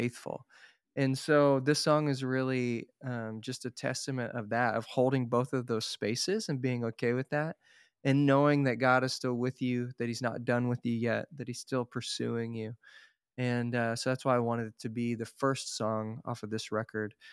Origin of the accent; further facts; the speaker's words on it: Tulsa, Oklahoma, United States; moved away; I'm from Tulsa, Oklahoma originally